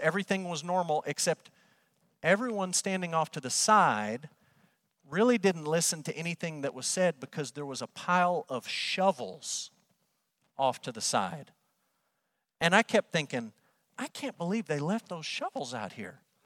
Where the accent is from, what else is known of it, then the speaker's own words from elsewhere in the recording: Amarillo, Texas, United States; moved away as an adult; also born or lived in Kentucky / Oklahoma; Growing up in Amarillo